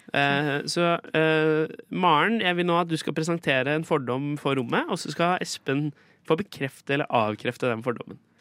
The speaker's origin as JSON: {"language": "Norwegian", "town": "Skien", "region": "Telemark", "country": "Norway", "moved": "yes", "said": "Brekkeparken i Skien, der jeg kommer fra"}